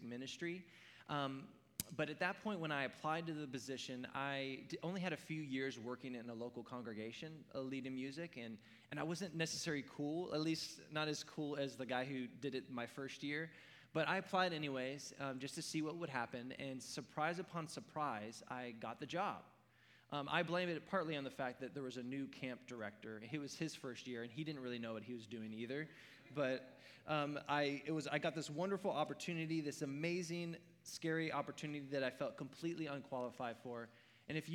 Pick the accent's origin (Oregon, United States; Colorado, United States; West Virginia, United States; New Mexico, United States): Oregon, United States; I grew up in Oregon